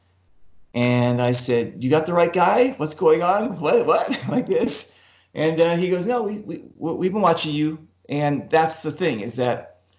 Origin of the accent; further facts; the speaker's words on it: Los Angeles, California, United States; I'm from Los Angeles